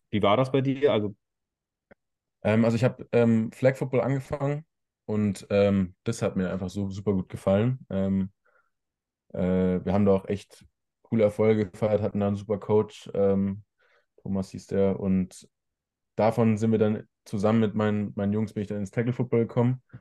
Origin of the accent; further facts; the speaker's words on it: Ludwigsburg, Baden-Württemberg, Germany; also born or lived in Stuttgart; now in Remseck, Germany; in Ludwigsburg, richtig? Genau, ja.